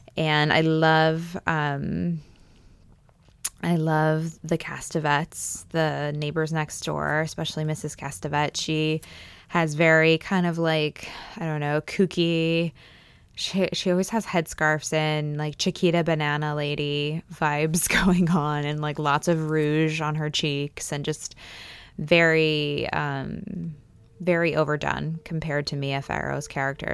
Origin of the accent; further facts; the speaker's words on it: Pennsylvania, United States; moved away; I grew up in Pennsylvania. We have a very large Amish and Mennonite population there.